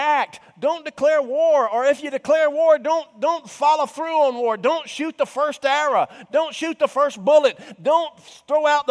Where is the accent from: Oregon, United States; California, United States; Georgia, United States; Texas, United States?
Georgia, United States; Cumming; I was raised in the North Georgia mountains. He knew that I was a native of Cumming